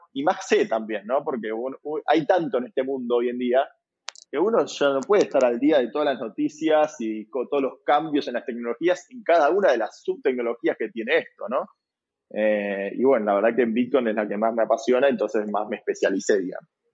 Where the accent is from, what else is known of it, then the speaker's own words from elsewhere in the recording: Buenos Aires, Argentina; yo soy de Buenos Aires, Argentina